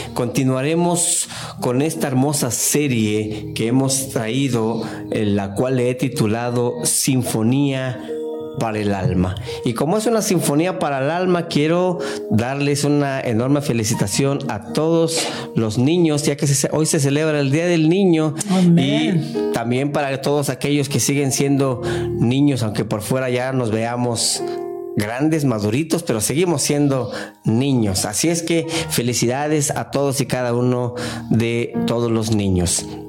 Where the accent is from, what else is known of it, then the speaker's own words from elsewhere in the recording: Mexico; now in United States; En mi país, en México